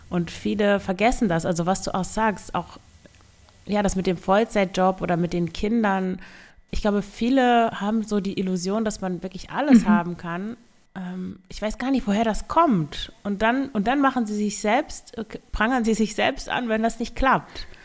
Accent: Northern Germany, Germany; das ist also im Vergleich zu den Norddeutschen, ich komme ja aus Norddeutschland, äh, Wirtshäusern, die nennt man da gar nicht so.

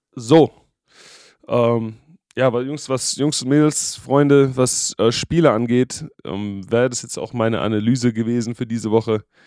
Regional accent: Germany; moved away; als Deutsche

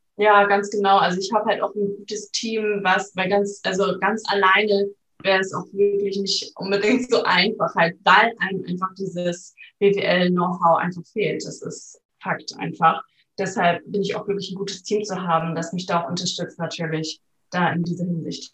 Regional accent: Flensburg, Schleswig-Holstein, Germany; ich komme aus Flensburg, bin 28 Jahre alt

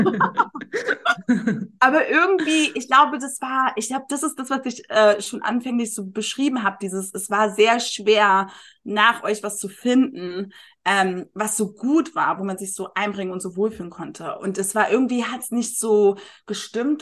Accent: Berlin, Germany; moved away as an adult; also born or lived in Munich; Ich bin mhm. als Berlinerin nach München gezogen

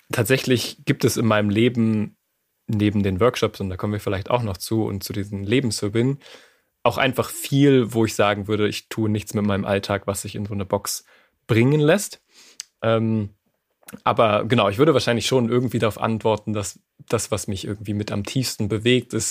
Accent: France; born there; ich bin in Frankreich geboren.

